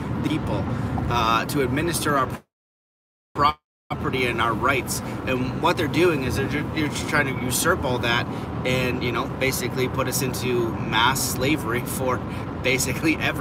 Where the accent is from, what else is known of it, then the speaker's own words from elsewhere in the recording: Canada; as a Canadian